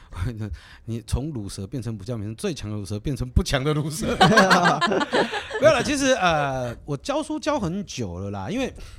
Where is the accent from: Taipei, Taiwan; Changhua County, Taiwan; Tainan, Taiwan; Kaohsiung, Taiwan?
Kaohsiung, Taiwan; 我是高雄人，我是左营高中毕业的